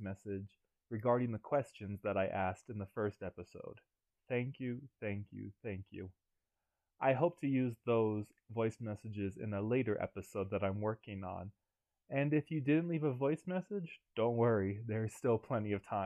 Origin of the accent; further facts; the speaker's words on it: Pinellas County, Florida, United States; I am from Pinellas County, Florida, born and raised